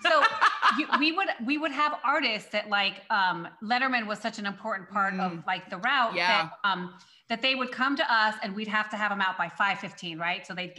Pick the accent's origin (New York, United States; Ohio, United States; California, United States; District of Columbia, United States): California, United States; Long Beach; cause I'm from Long Beach, right? Like I'm from Long Beach, California.